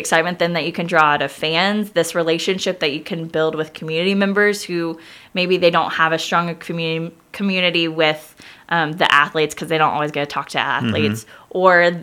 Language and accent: English; Kansas, United States; moved away as an adult; also born or lived in Ireland; I was born and raised in Kansas, grew up in the same house my whole life.